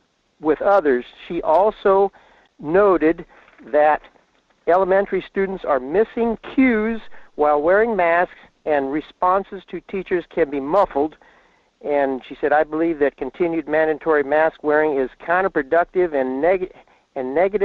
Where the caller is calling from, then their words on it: Fairbanks, Alaska, United States; … in Fairbanks.